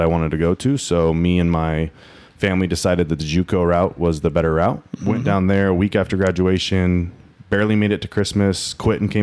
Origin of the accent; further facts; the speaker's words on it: Boise, Idaho, United States; also born or lived in Peoria, Illinois; I grew up in the North End in Boise, and then moved to the Bench in the early 2000s and grew up there.